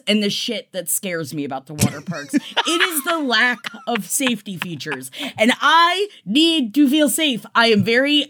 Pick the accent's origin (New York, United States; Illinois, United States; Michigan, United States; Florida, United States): Florida, United States; growing up in Florida